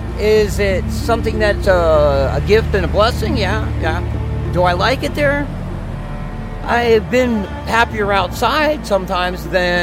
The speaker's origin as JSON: {"language": "English", "town": "Los Angeles", "region": "California", "country": "United States", "lives_now": "Reno, United States", "said": "I just don't know what the magnet is because I came from Los Angeles to the lake."}